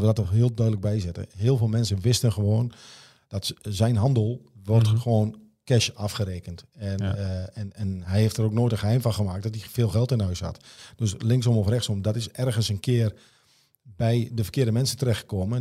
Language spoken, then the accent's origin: Dutch; Netherlands; we zijn Nederlanders